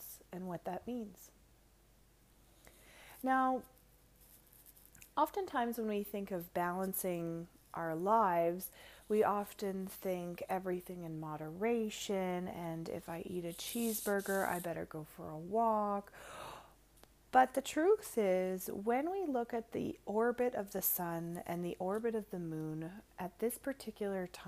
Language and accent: English; Canada; I am the ….